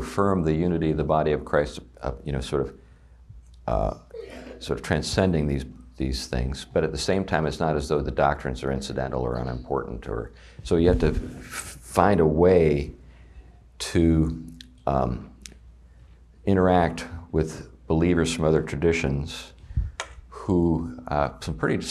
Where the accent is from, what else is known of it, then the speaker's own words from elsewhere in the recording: Meadville, Pennsylvania, United States; my hometown of Meadville, Pennsylvania